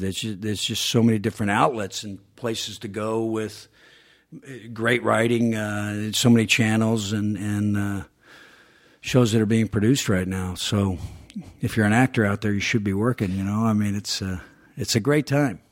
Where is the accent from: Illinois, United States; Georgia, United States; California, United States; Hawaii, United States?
Georgia, United States; moved away; growing up in Georgia